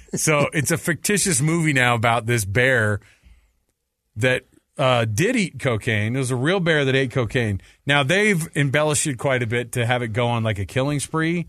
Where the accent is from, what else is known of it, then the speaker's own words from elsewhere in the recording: Austin, Texas, United States; moved away; also born or lived in Davis County; I was born in Austin. I grew up rooting for the Longhorns till we moved from Texas